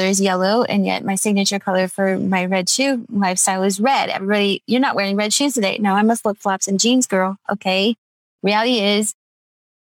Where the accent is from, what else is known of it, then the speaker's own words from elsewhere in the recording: Redlands, California, United States; Redlands is my hometown